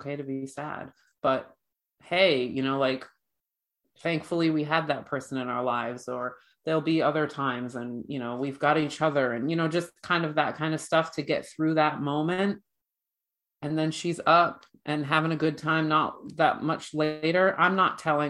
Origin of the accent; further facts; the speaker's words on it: Ireland; I'm Irish